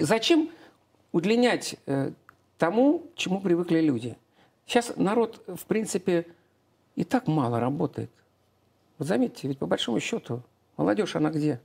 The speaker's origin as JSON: {"language": "Russian", "region": "Saint Petersburg", "country": "Russia", "tie": "born or raised there", "moved": "yes", "lives_now": "Domodedovo, Russia"}